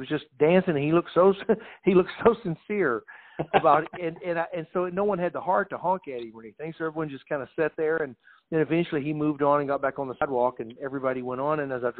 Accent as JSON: {"language": "English", "region": "Texas", "country": "United States", "said": "And my brother, I had our guys, we came up from Texas, you know."}